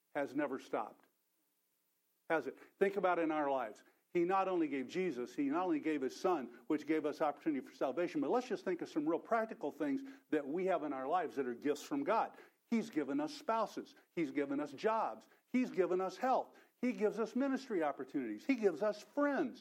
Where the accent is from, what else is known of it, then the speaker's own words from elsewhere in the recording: Texas, United States; I'm from Texas, so my native language is Texan, which is quite different.